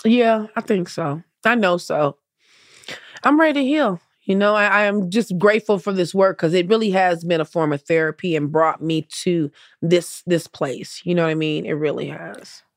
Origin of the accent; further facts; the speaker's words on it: Compton, California, United States; I grew up in the hood. I grew up in Compton.